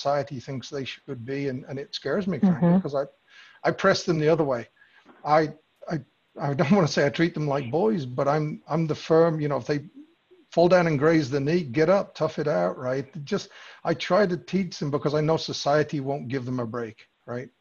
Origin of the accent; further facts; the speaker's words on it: England, United Kingdom; moved away; I grew up in England